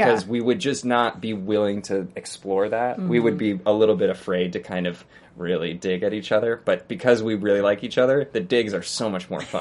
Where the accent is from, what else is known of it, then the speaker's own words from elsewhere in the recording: New York City, New York, United States; I grew up in New York City